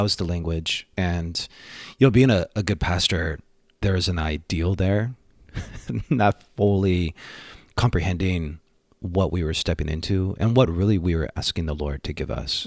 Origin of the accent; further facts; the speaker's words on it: Bay Area, California, United States; born and raised in the Bay Area